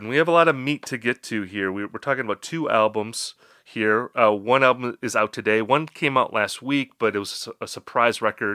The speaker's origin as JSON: {"language": "English", "region": "Midwest", "country": "United States", "accent": "Midwestern", "said": "my Midwestern accent"}